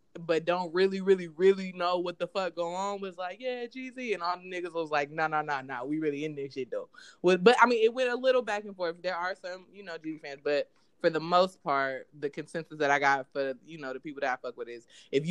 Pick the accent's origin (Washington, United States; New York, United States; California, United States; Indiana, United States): California, United States; I'm from Cali